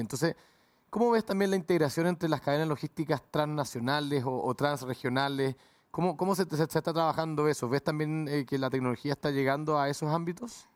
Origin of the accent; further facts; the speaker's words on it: Chile; los que somos chilenos